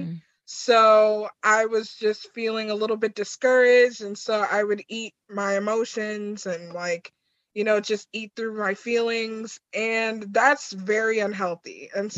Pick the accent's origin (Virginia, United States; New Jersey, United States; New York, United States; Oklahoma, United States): New York, United States; I'm from New York